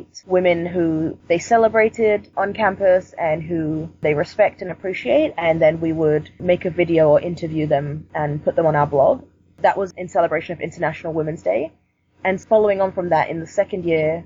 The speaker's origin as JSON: {"language": "English", "region": "London", "country": "United Kingdom", "tie": "born or raised there", "moved": "yes", "lives_now": "Vancouver, Canada", "said": "Originally, I'm from London, and London is a lot more diverse than Vancouver, I would say. I grew up in a predominantly black community"}